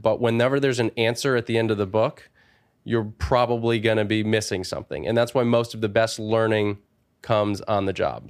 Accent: Wallingford, Connecticut, United States; from a small town called Wallingford, Connecticut

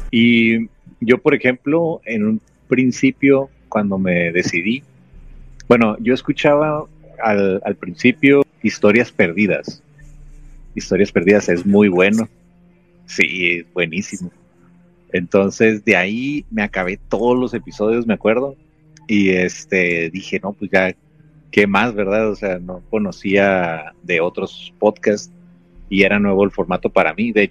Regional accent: Mexicali, Baja California, Mexico; now in United States; Yo estoy ahorita eh, por cuestiones de trabajo aquí este, en Blight, es una ciudad aquí en California, este, pero soy originario de Mexicali.

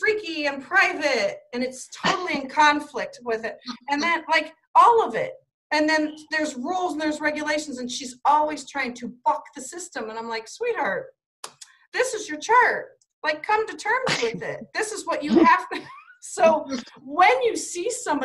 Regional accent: Ohio, United States; I'm from Ohio. So yeah, I'm in Ohio.

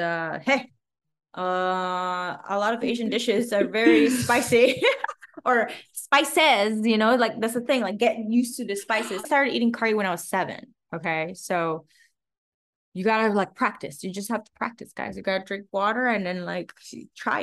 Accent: Macau; moved away; we grew up in Macau, but then we're half Filipinos.

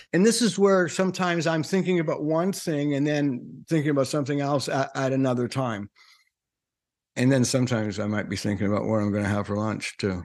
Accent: Canada; I'm, I'm Canadian

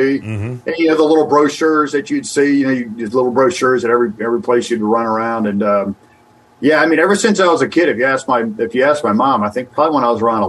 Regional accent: Annapolis, Maryland, United States; also born or lived in West Virginia; I grew up in Annapolis

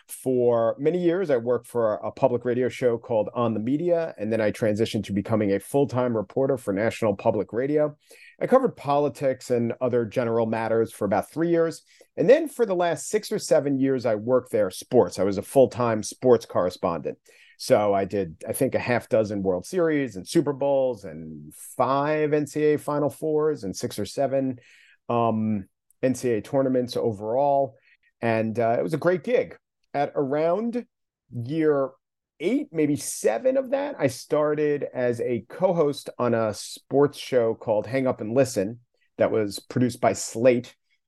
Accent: Long Island, New York, United States; I grew up on Long Island, the son of teachers

